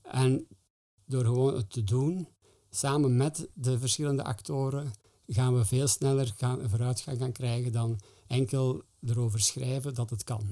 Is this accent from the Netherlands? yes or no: no; Flanders, Belgium; wij als Vlamingen